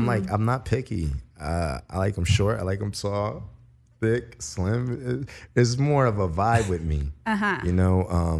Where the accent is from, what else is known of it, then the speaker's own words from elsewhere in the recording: Philadelphia, Pennsylvania, United States; moved away as an adult; now in Los Angeles, United States; I'm originally from Philadelphia. I've been living in LA for 5 years, 33.